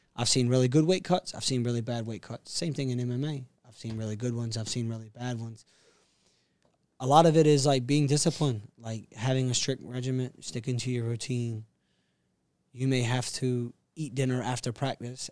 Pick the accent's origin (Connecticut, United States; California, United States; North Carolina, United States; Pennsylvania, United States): North Carolina, United States; Castle Hayne; moved away as an adult; also born or lived in Atlanta, Georgia; from Castle Hain, North Carolina, which is the east coast of the U S